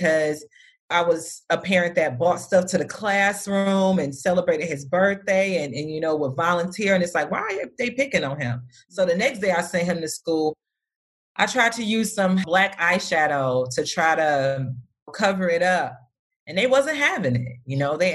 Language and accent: English; Detroit, Michigan, United States; moved away as an adult; now in Phoenix, United States; I'm originally from Detroit, Michigan, and I decided to move to Phoenix, Arizona